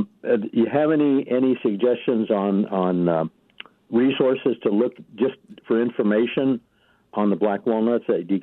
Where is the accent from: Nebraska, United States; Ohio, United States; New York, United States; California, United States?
Nebraska, United States; now in Chula Vista, United States; I grew up in Nebraska